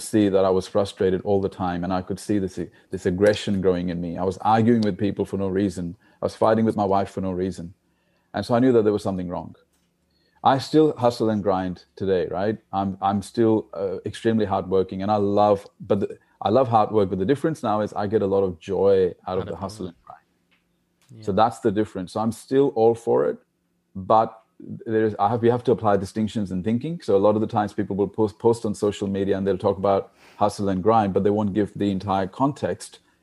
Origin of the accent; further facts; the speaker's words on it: India; I was born in India. as you know, India is a, is a poor country, and there's a lot of poor people there.